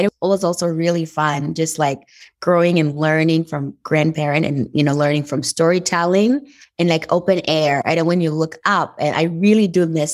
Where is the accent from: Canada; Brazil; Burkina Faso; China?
Burkina Faso; Dori, Sahel; English is a second language; moved away as an adult; now in United States; I was born and raised in Burkina Faso. And Burkina Faso is a country that is located in West Africa. And the town where I was born actually is called Dori